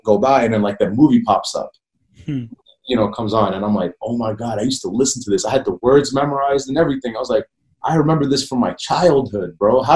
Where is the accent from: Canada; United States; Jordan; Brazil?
Jordan; English is a second language; moved away; I grew up overseas, man. I grew up in Jordan.